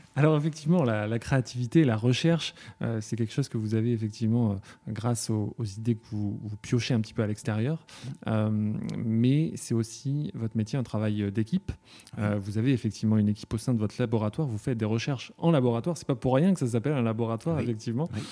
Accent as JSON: {"language": "French", "town": "Ussel", "region": "Nouvelle-Aquitaine", "country": "France", "tie": "born or raised there", "said": "à Ussel, là d'où je viens."}